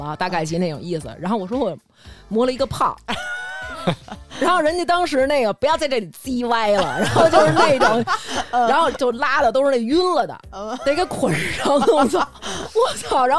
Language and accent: Chinese; Beijing, China; 营造出北京姑娘该有的这状态。